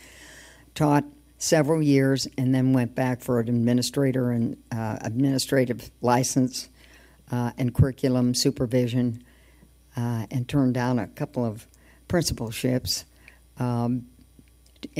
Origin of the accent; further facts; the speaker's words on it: Indianapolis, Indiana, United States; moved away as an adult; now in Lafayette, United States; I grew up in Indianapolis, went to McLaren Mary Grade School and Brotherville High School